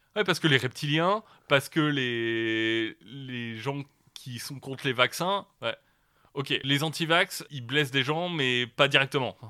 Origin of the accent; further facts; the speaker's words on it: the North, Hauts-de-France, France; moi je viens du Nord